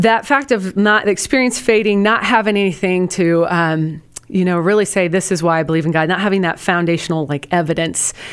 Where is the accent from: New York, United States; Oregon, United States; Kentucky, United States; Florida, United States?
Oregon, United States; Portland; now in Houston, United States; from, uh, the Pacific Northwest. I'm from Portland, Oregon